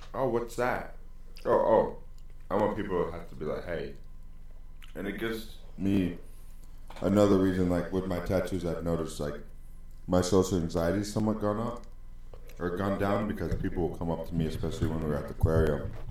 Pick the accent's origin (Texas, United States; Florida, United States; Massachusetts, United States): Massachusetts, United States; doing this shit in Massachusetts at like seven or eight years old